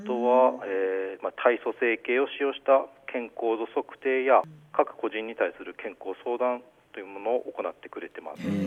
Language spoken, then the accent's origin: Japanese; Goshogawara, Aomori, Japan; also born or lived in Hirosaki; 私は五所川原出身でして